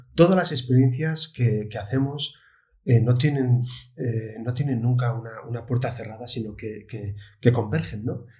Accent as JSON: {"language": "Spanish", "town": "Oviedo", "region": "Asturias", "country": "Spain", "said": "yo que soy de Oviedo"}